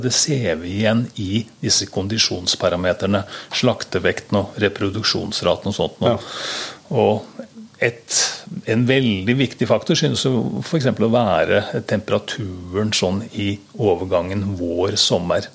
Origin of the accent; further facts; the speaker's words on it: Sandefjord, Vestfold, Norway; moved away; Jeg kommer opprinnelig fra Sandefjord.